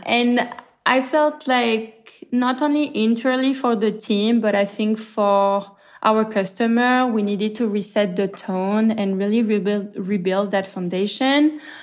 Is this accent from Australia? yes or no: no; France; moved away as an adult; also born or lived in Marseille / Brooklyn, New York; now in New York, United States; I'm clearly from France, and when COVID hit, I had just moved more or less to New York